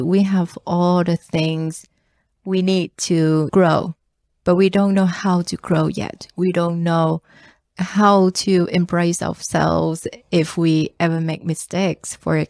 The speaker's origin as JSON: {"language": "English", "region": "Ho Chi Minh City", "country": "Vietnam", "tie": "born or raised there", "said": "Let's just say Saigon because it's my hometown and I understand it."}